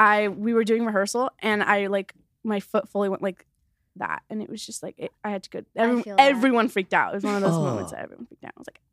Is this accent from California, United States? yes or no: yes; Los Angeles, California, United States; Yeah, I grew up in Echo Park.